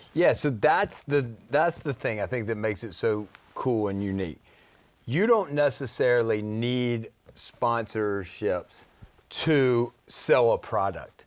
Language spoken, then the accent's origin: English; Shreveport, Louisiana, United States; growing up in Shreveport